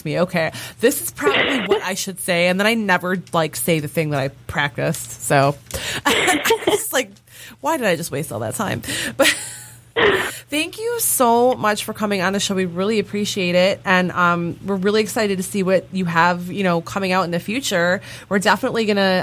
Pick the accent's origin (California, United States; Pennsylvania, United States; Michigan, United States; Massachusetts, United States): Michigan, United States; We're from Michigan